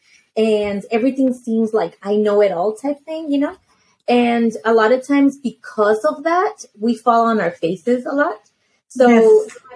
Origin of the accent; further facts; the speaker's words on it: Los Angeles, California, United States; I'm from Los Angeles. I was born in Los Angeles